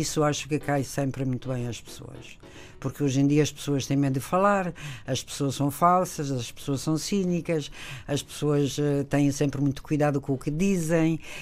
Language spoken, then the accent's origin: Portuguese; Italy; Portuguese is a second language; moved away as an adult; also born or lived in Spain; now in Portugal; eu vivi até aos 18 anos em Itália, portanto, as minhas raízes mais profunda, os meus pais